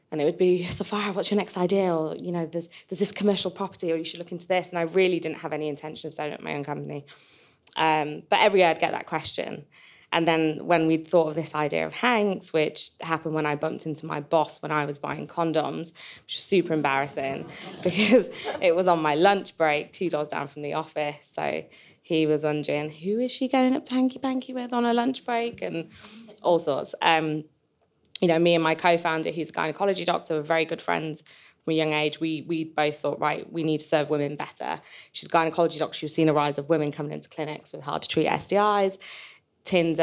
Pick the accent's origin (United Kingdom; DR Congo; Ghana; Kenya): United Kingdom; Yorkshire and the Humber; I grew up in Yorkshire